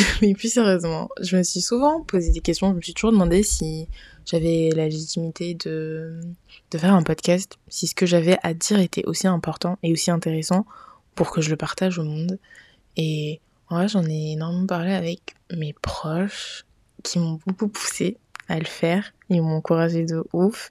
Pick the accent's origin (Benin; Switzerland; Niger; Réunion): Niger; moved away as an adult; now in Paris, France; je suis nigérienne. D'ailleurs, j'ai toujours vécu au Niger et je suis venue vivre en France après avoir eu mon bac